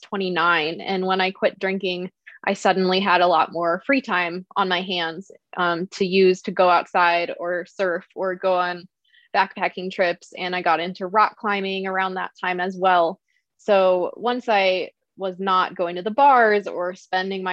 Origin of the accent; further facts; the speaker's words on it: Midwest, United States; I grew up in the Midwest